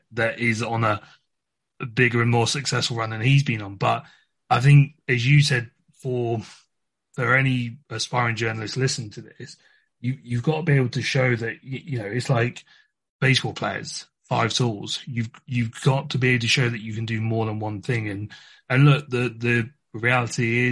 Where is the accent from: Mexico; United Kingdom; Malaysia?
United Kingdom; England; moved away as an adult; for my background, I'm from England